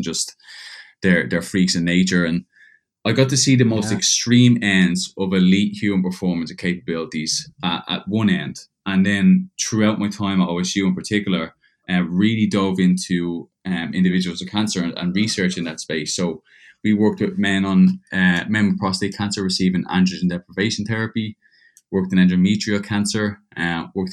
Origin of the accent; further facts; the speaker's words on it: Dublin, Leinster, Ireland; moved away as an adult; also born or lived in Georgia, United States; now in Perth, Australia; I was born and raised in Dublin, Ireland, till I was about 18.